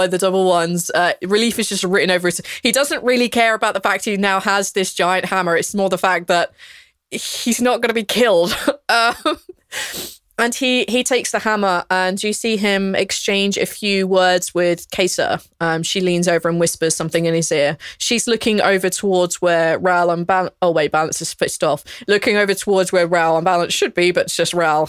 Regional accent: England, United Kingdom; I'm English

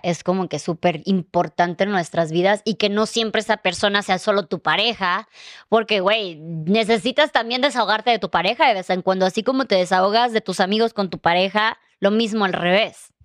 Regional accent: Chiapas, Mexico; now in Mexico City, Mexico; venimos los dos de Chiapas

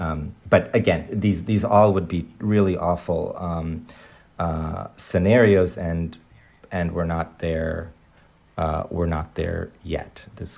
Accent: Moscow, Russia; moved away; I was born in Moscow, but my mom's parents were Jews from Ukraine who moved to Moscow in the middle of the century.

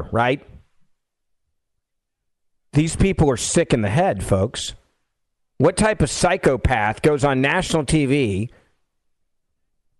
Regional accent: Memphis, Tennessee, United States; My hometown, Memphis, Tennessee

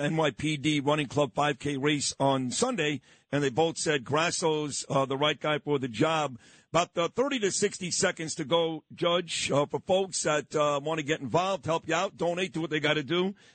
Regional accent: New York City, New York, United States; I grew up in Brooklyn, my whole life a Brooklyn Jew

